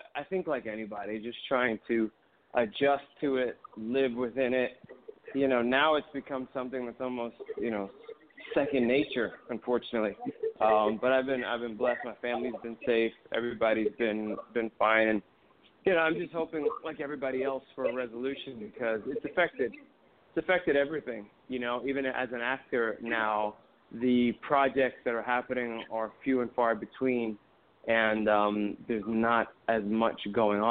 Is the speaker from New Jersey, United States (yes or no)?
yes; Teaneck, New Jersey, United States; I grew up in Teaneck. I'm from New Jersey